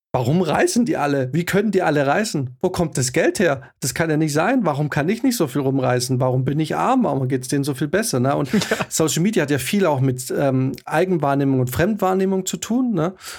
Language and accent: German; Swabia, Germany; wir kommen aus dem Schwabenland